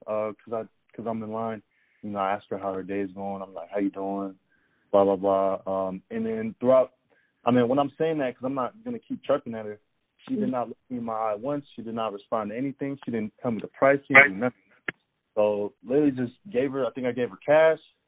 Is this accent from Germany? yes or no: yes; Germany; moved away; I'm from Germany